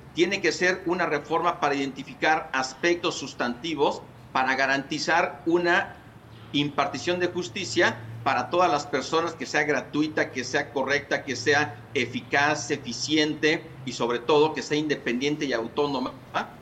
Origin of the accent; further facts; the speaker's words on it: Mexico; nosotros como mexicanas